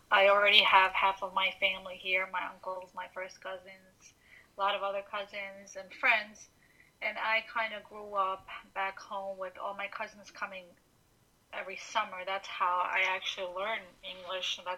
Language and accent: English; Tuzi, Montenegro; also born or lived in Tirana, Albania; now in New York, United States; So I was born and raised in Montenegro. For everybody that doesn't know, and most of you don't, I'm an Albanian from Montenegro, specifically from a town called Tuzi.